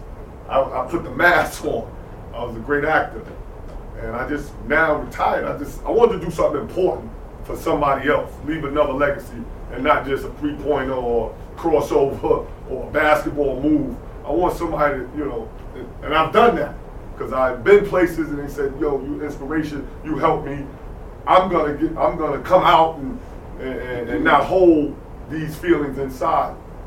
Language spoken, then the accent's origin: English; New York, United States; I'm from New York